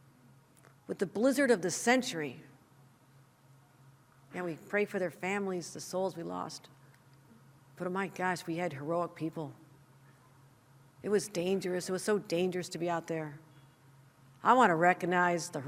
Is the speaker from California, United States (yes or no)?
no; Buffalo, New York, United States; my hometown of Buffalo